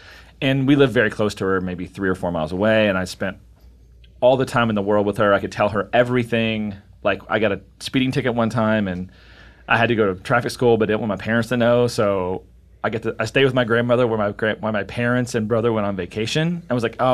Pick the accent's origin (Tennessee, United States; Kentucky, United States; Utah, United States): Kentucky, United States; I'm from Kentucky, and one of the big things from the area that I'm from